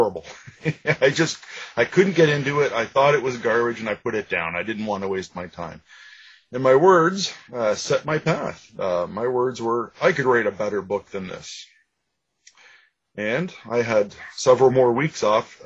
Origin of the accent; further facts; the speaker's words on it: Ajax, Ontario, Canada; I grew up in Ajax, just east of Toronto in Ontario